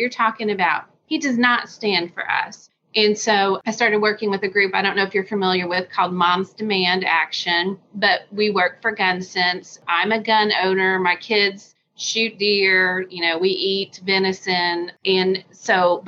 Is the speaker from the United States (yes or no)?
yes; Deep South, United States; now in Hopkins, United States; I was born in the Deep South and very poor.